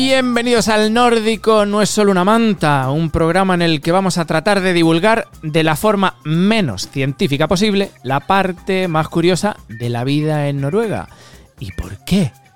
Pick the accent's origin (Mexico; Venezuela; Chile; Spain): Spain; Almería, Andalusia; moved away as an adult; now in Norway; te pilla como a mí de Almería, que venía de un secarral